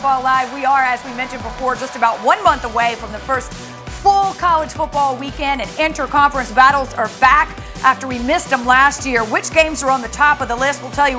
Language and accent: English; South Carolina, United States; I grew up in South Carolina.